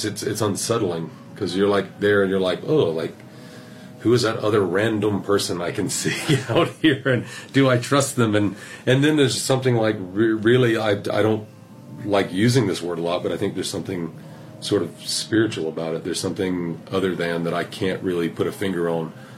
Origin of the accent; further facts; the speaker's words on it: South Carolina, United States; moved away as an adult; also born or lived in Georgia / Atlanta / New York; I grew up in South Carolina